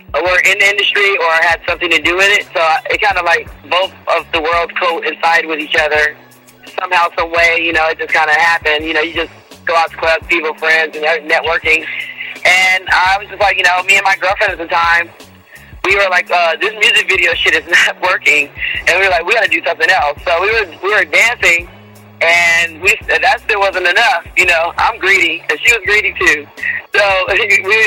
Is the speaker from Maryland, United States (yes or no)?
no; Inglewood, California, United States; I'm originally from Inglewood, California, born and raised